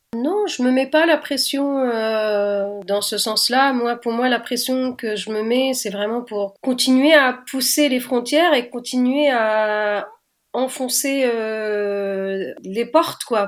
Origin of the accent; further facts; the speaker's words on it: Tunis, Tunis Governorate, Tunisia; je suis née à Tunis et j'ai grandi là-bas